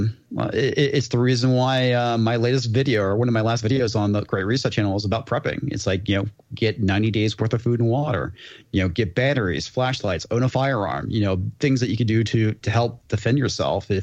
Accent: Texas, United States; I'm from Texas

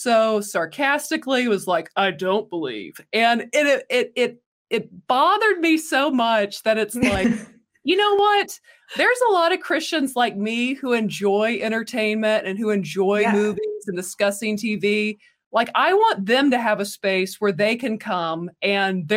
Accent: the Bible Belt in the South, United States; we grew up in the Bible Belt in the South

